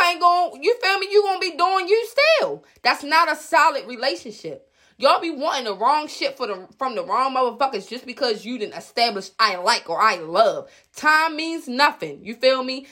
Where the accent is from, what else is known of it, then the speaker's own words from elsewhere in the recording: Baltimore, Maryland, United States; moved away as an adult; now in Baltimore County, United States; I'm from West Baltimore. two one two one five always been live for me. I'm straight from Park Heights, Jewtown